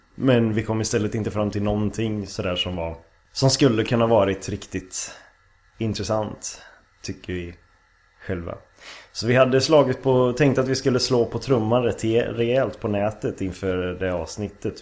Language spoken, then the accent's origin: Swedish; Lidköping, Västra Götaland, Sweden; moved away as an adult; also born or lived in Stockholm, Sweden; now in Umeå, Sweden; Är ifrån eh, Lidköping, Västergötland